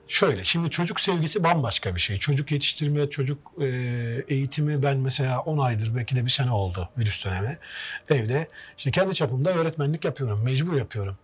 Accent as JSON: {"language": "Turkish", "region": "Trabzon", "country": "Turkey", "moved": "yes", "lives_now": "Konya, Turkey", "said": "Trabzonlu olduğum için"}